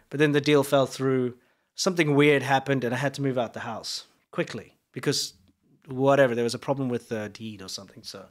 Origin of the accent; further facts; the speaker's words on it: South Africa; now in United States; as a South African